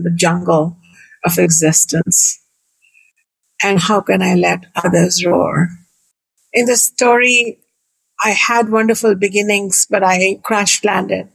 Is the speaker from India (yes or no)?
yes; India; moved away as an adult; now in United States; I was born in India 55 years ago in a beautiful family